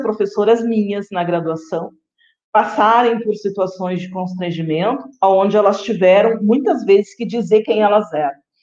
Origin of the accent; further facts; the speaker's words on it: Rio Grande do Sul, Brazil; moved away as an adult; now in Guarapuava, Brazil; eu sou do Rio Grande do Sul, sou gaúcha